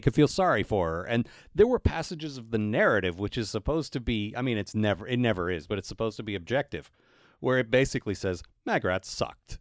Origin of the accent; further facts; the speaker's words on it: United States; growing up in America